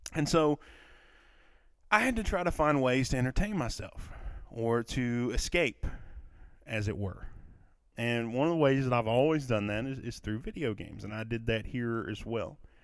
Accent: Kentucky, United States; accent: southern; I'm from Kentucky, for those of you that do not know or, or couldn't tell from my accent, that I, I live in a, in a southern state

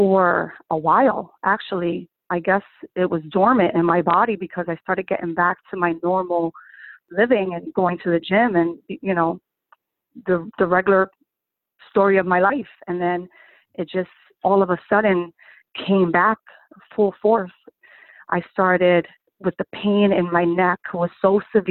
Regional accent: Newark, New Jersey, United States; now in Bloomfield, United States; I grew up in Newark, New Jersey

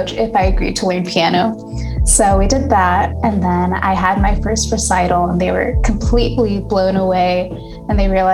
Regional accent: Pasadena, California, United States; I'm from Pasadena, California. Both of my parents are from Sri Lanka. They immigrated here in the 90s and they met and they got married and they had me. And I've been living in California my whole life

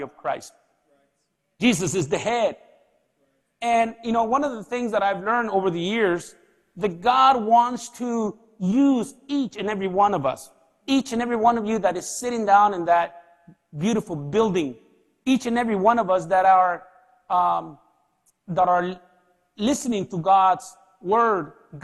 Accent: Anaheim, California, United States; English is a second language; moved away as an adult; now in Nicaragua; my parents took me to the U.S., and I lived in the L.A. area, precisely in Anaheim

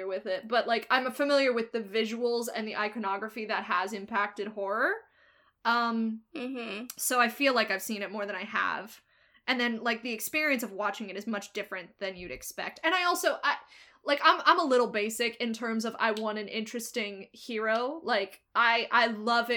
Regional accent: Iowa, United States; I'm also from Iowa, so I hadn't been to Texas until I was 22.

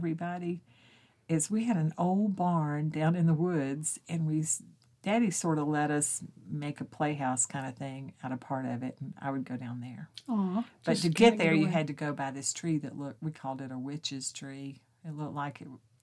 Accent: Loganville, Georgia, United States; also born or lived in Atlanta; I was born in Atlanta at St. Joseph's. I don't remember living in Atlanta because we moved out to Loganville

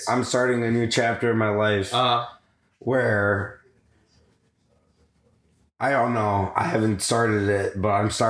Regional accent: Chicago, Illinois, United States; I'm from Chicago.

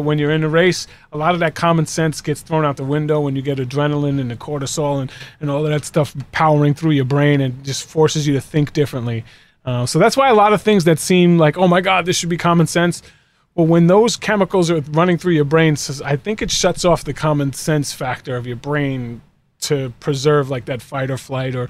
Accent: Boston, Massachusetts, United States; Because I'm from Boston, and it's Pedro Martinez.

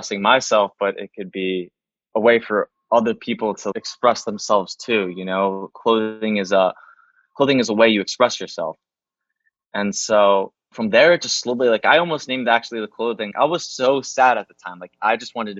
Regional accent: East Coast, New Jersey, United States; now in Los Angeles, United States; I was from the East Coast

